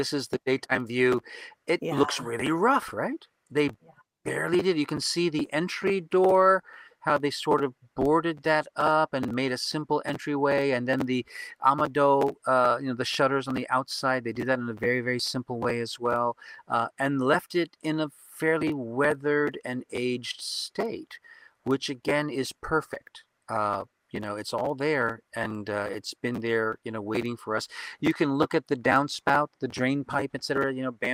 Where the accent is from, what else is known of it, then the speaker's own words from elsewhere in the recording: New Orleans, Louisiana, United States; now in Kyoto, Japan; I'm from New Orleans.